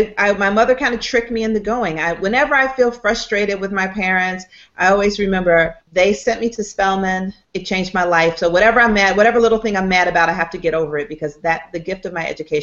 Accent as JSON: {"language": "English", "town": "Atlanta", "region": "Georgia", "country": "United States", "tie": "born or raised there", "said": "I was from Atlanta, so I didn't want to go to school in Atlanta."}